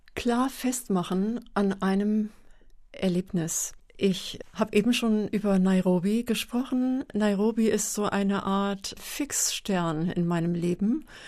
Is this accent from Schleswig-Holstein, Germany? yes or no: yes; Meldorf, Schleswig-Holstein, Germany; moved away; Aus Schleswig-Holstein und zwar von der Westküste aus dem Kreis Dithmarschen. Und das ist ähm, ein flaches Land, Marschland. Der Deich ist ganz nah gewesen. Und das Haus, in dem ich groß geworden bin